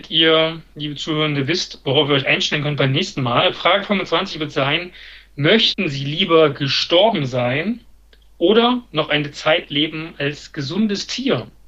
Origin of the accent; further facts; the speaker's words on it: Naunhof, Saxony, Germany; In Nauenhof in Sachsen.